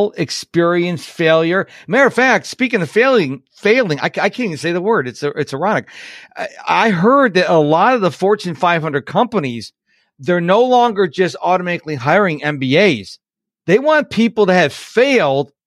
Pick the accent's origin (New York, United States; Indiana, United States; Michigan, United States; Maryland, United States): New York, United States; Rochester; moved away; I was originally from Rochester, New York, so I learned how to drive in the snow.